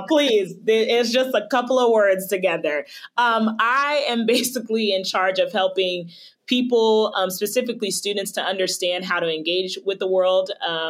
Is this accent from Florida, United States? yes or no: yes; West Palm Beach, Florida, United States; moved away; also born or lived in Jackson, Mississippi; I'm originally from Florida, West Palm Beach, Florida. And so I have always thrived in Florida.